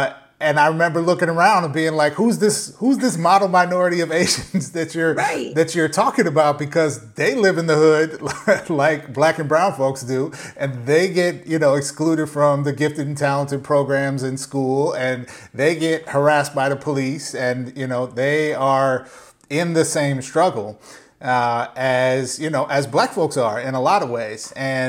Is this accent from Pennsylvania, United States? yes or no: no; St. Paul, Minnesota, United States; I grew up in St. Paul, Minnesota, which, you know, a lot of the country might not know a ton about, but has one of the larger Hmong populations yep. of any metro area in the country.